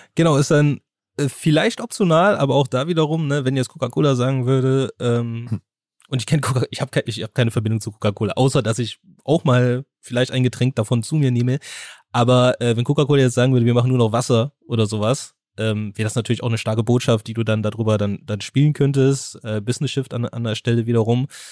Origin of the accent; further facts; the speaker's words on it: Germany; bei uns in Deutschland